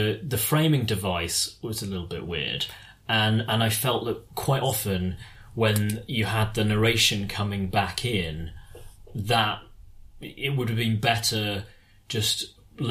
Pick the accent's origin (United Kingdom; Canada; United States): United Kingdom; as British people